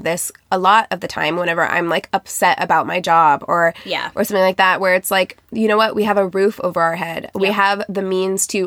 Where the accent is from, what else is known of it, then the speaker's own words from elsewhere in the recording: Springfield, Missouri, United States; my hometown in Springfield, Missouri